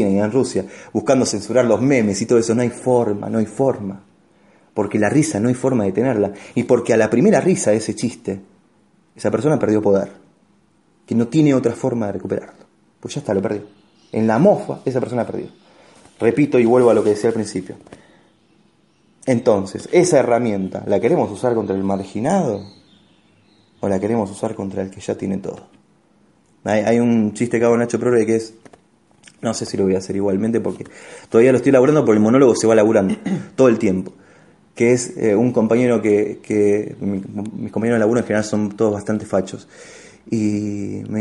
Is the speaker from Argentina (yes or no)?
yes; Argentina; cuando uno tiene mucha seguridad le pasa como Argentina en todos los putos mundiales, Martín. ¿Me entendés? Siempre en todos los mundiales como Argentina favorito, Argentina favorito. El día que no seamos favorito ganamos el mundial.